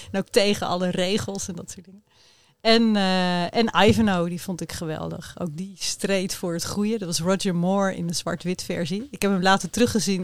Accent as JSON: {"language": "Dutch", "town": "Rotterdam", "region": "South Holland", "country": "Netherlands", "tie": "born or raised there", "said": "de kinderen in Rotterdam, in de buurten waar ik opgroeide"}